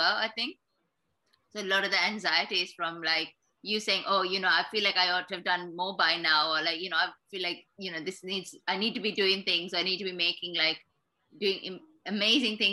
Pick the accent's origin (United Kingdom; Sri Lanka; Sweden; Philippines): Sri Lanka; we were born and we grew up in Sri Lanka